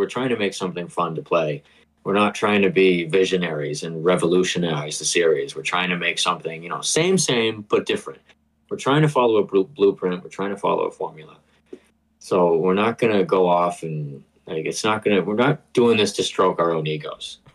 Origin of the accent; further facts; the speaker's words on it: Boston, Massachusetts, United States; I'm from the Boston area